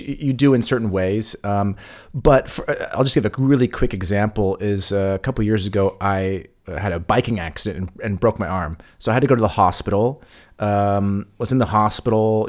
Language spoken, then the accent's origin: English; United States; moved away; we're from the States